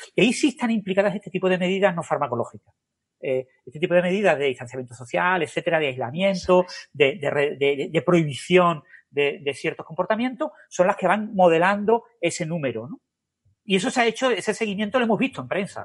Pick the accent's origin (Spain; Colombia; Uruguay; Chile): Spain; Andalusia; now in Málaga, Spain; el carácter andaluz, por ejemplo, del sur de España